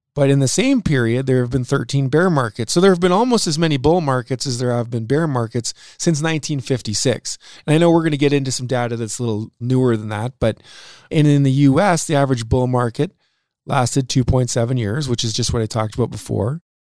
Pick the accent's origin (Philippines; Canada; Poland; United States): Canada; Saskatchewan; we're both from Saskatchewan